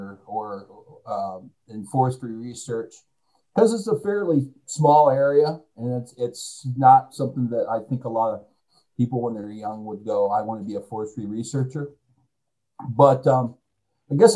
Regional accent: Kalamazoo, Michigan, United States; moved away; I'm from Kalamazoo, Michigan, in the first place, too. So there was the opportunity to go back home.

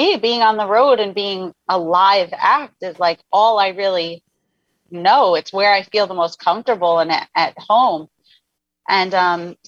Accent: New York, United States; as a New Yorker

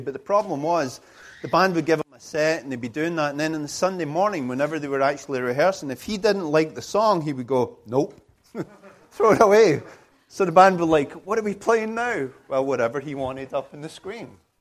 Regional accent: United Kingdom

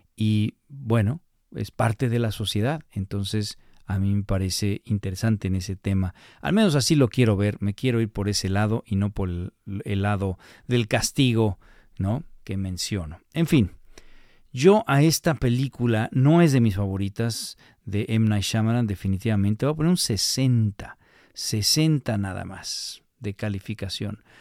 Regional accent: Mexico; nosotros como latinos o como mexicanos

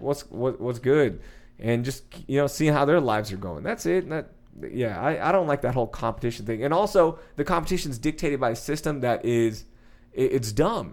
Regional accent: Sugar Land, Texas, United States; also born or lived in Houston; I'm from Houston. I grew up in Sugar Land.

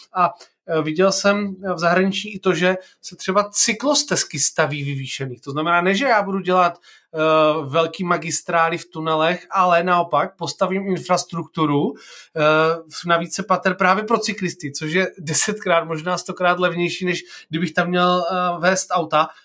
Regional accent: Olomouc, Olomouc Region, Czechia; já jsem z Olomouce

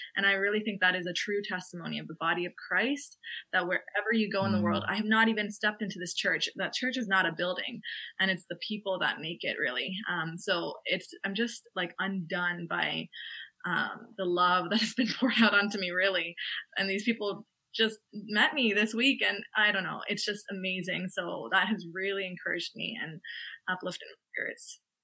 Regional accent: Canada; moved away as an adult; now in Limerick, Ireland; I'm a Canadian uh, medical student who's studying in Ireland

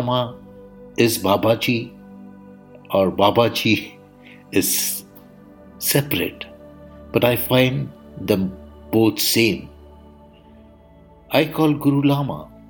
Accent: India; I am the Indian monk.

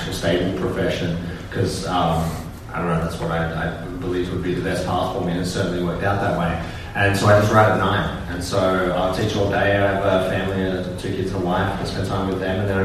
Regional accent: Australia; being an Australian writer

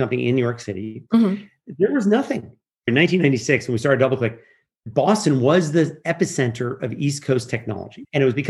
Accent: Geneva, Switzerland; I grew up in Geneva

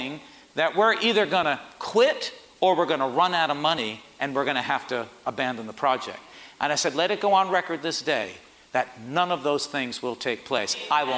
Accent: Port Chester, New York, United States; We had 150 people. I was from Portchester.

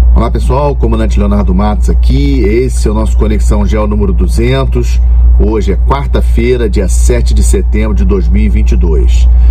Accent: Brazil; como brasileiros, temos que ter orgulho de sermos brasileiros

